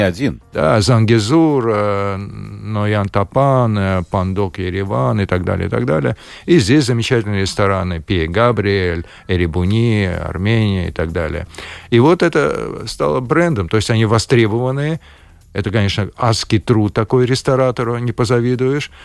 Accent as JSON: {"language": "Russian", "town": "Baku", "country": "Azerbaijan", "tie": "born or raised there", "moved": "as an adult", "lives_now": "Latvia", "said": "с моим детством, потом э, с молодыми годами. Это было связано э, с моим родным городом Баку"}